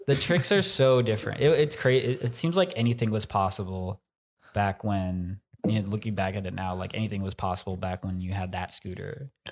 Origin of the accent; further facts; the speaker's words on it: Plano, Texas, United States; I'm from Plano, Texas